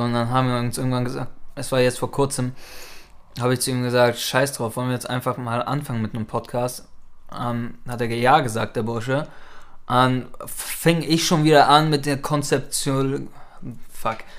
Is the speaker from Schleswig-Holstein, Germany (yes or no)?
yes; Norderstedt, Schleswig-Holstein, Germany; now in Hamburg, Germany; da groß geworden